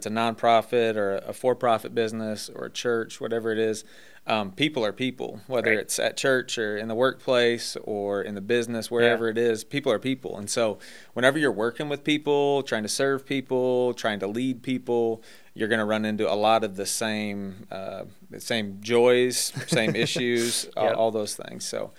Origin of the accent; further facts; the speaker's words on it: Michigan, United States; But I've lived kind of south of Michigan, so I don't really sound like I'm from Michigan anymore.